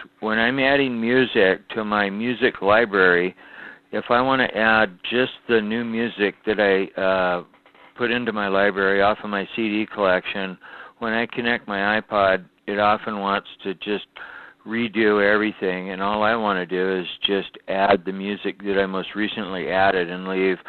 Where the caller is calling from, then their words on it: Seattle, Washington, United States; I'm calling from Seattle, Washington.